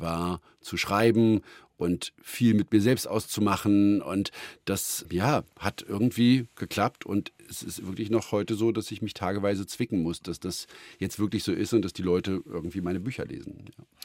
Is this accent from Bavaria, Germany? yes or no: no; Brandenburg, Germany; auf dem Land bei uns in Brandenburg